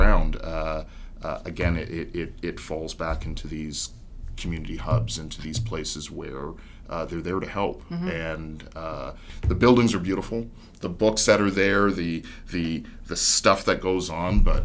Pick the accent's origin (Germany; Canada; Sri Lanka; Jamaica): Canada; Mississauga, Ontario; now in Toronto, Canada; I grew up in Mississauga, but coming into Toronto